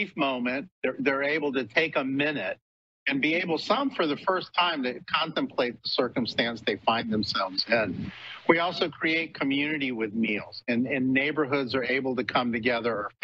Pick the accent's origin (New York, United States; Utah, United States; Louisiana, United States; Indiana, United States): Louisiana, United States; New Orleans; moved away; New Orleans was my hometown